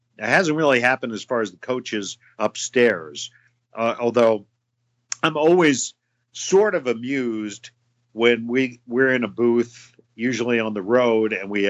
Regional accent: East Coast, United States; now in Chicago, United States; And even though I grew up on the East Coast, I've spent most of my life in Chicago. So I consider myself much more a Chicagoan than I do a Washingtonian.

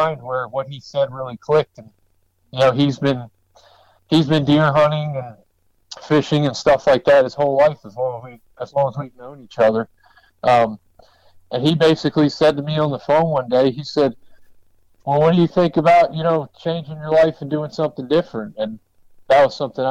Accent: Maryland, United States; now in Western North Carolina, United States; I grew up in Maryland

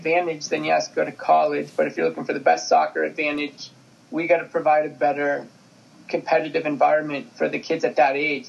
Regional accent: Massachusetts, United States; moved away as an adult; now in Colorado, United States; I grew up in Massachusetts

